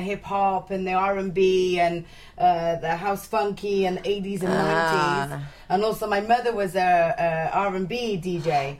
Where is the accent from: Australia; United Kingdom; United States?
United Kingdom; Wales; I was born in Wales, and my parents are Jamaican and Sicilian.